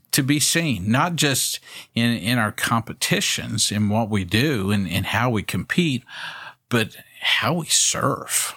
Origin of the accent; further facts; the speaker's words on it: Waco, Texas, United States; I grew up here in Waco